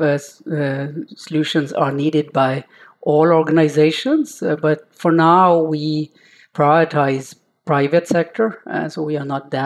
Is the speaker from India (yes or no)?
yes; India; moved away as an adult; now in Norway; I am an Indian guy who came to Norway for studying mechanical engineering, found love here and stayed on